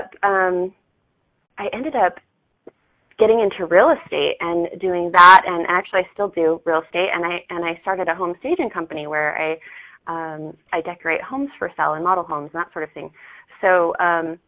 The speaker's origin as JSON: {"language": "English", "town": "Salt Lake City", "region": "Utah", "country": "United States", "tie": "born or raised there", "said": "I was born and raised in Salt Lake City, Utah. Yeah, and I actually still live here."}